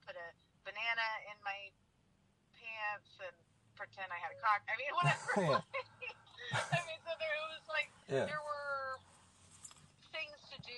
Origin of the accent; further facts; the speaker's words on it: Portland, Oregon, United States; when I say I'm from Portland, they know, but it's also the way that I present.